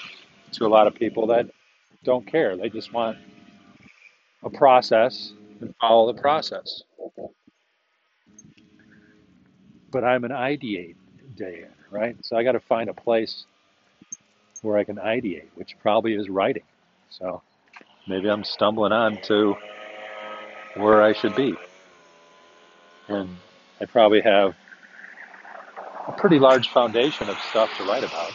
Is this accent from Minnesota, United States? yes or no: no; Chicago, Illinois, United States; I'm actually from Chicago